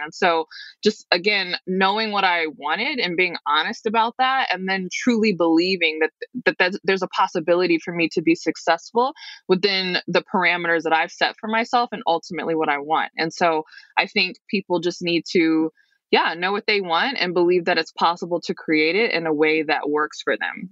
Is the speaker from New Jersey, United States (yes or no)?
no; Detroit, Michigan, United States; I'm from the Detroit metro area